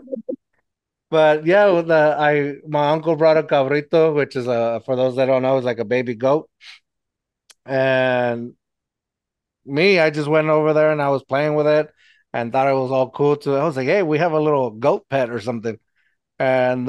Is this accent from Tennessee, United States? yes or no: no; Eagle Pass, Texas, United States; now in San Antonio, United States; my hometown, Eagle Pass